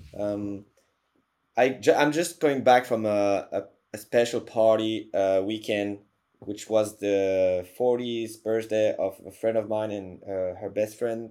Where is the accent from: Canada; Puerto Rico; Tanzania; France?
France; Paris, Île-de-France; in Paris, in my hometown